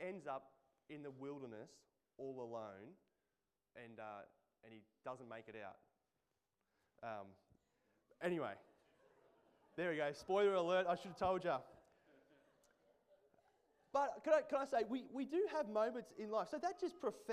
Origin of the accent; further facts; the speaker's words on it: Central Coast, New South Wales, Australia; I grew up on the Central Coast